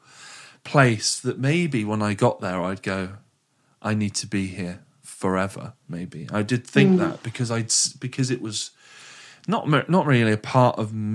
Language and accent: English; Frome, South West England, United Kingdom; when we grew up in Froome, it was a little bit boring